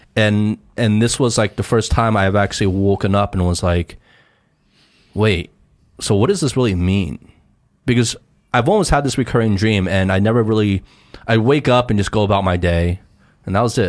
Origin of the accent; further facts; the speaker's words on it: United States; moved away as an adult; now in China; Growing up in America